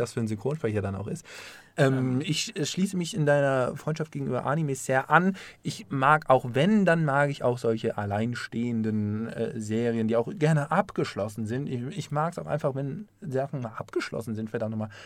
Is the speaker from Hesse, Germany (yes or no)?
yes; Offenbach am Main, Hesse, Germany; moved away; ich komme aus Offenbach